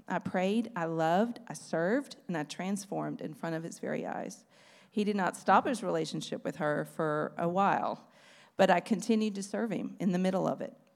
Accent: Beaumont, Texas, United States; I was born, um, very far from Austria in Beaumont, Texas in nineteen seventy. I grew up in but I grew up in East Texas

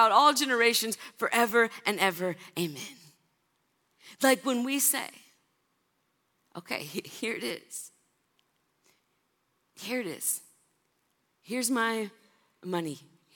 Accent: California, United States; also born or lived in Kentucky; I'm from California.

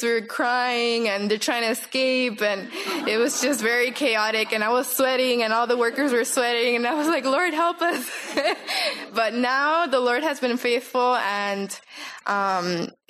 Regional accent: Los Angeles, California, United States; moved away as an adult; now in Guayaquil, Ecuador; I grew up here in Los Angeles, California. My parents are Mexican

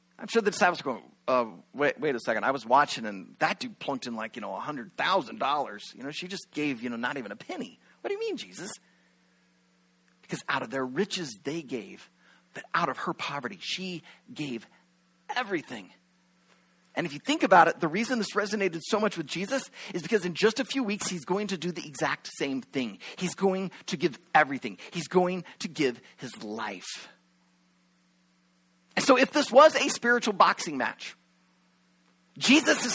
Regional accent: Shenandoah, Iowa, United States; moved away as an adult; also born or lived in Venezuela; a few churches back in my hometown of Shenandoah, Iowa

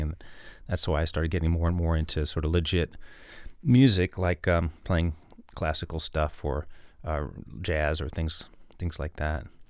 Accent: New York City, New York, United States; I grew up in New York City

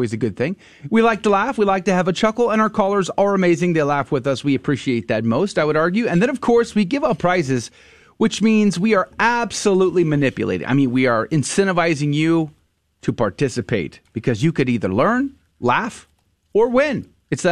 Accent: San Antonio, Texas, United States; I went to high school there

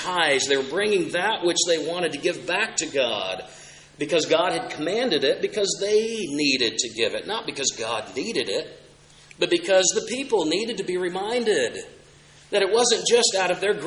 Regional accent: Oklahoma, United States; I had the chance just one summer growing up in Oklahoma

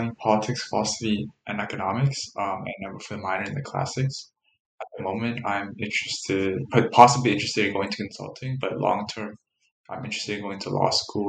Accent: United States; I was born in Gettysburg, Maryland, and my parents were immigrated from Vietnam after the Vietnam War. They came here around 1990s, and they didn't have me until about 10 years later, in 2001

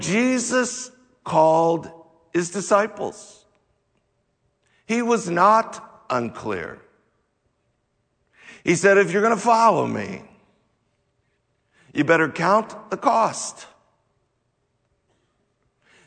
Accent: United States; us as American Christians

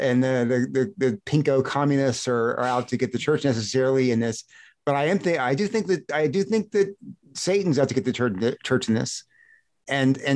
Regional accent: United States; as an American

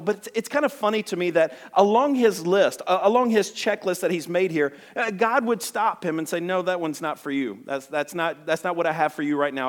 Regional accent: Alabama, United States; I'm from Alabama.

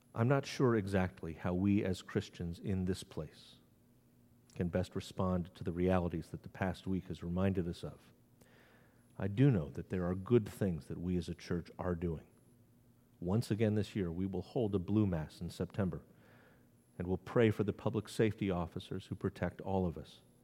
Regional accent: New England, United States; now in Maryland, United States; I live in Maryland, the Free State. I grew up in New England, where no lynchings have ever been documented

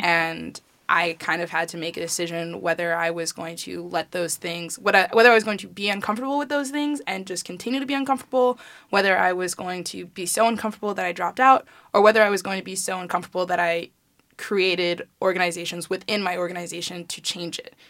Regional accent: Chicago, Illinois, United States; I'm from Chicago

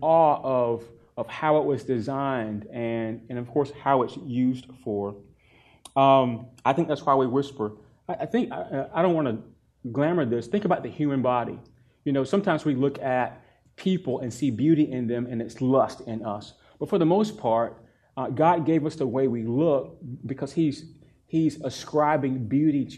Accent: North Carolina, United States; I grew up in North Carolina, and we have mountains in North Carolina

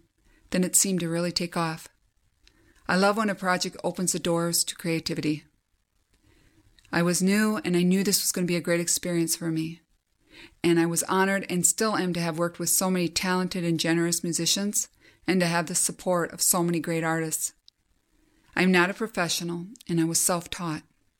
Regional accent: St. Paul, Minnesota, United States; I'm from St. Paul, Minnesota, USA.

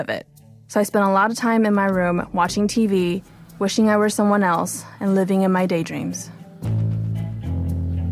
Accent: Los Angeles, California, United States; first language Mandarin; English is a second language; also born or lived in Taipei, Taiwan; When I was about 5 years old, my parents told me we were going on vacation. So I packed up my little blue backpack, walked onto a giant airplane, and we moved from Taipei to Los Angeles.

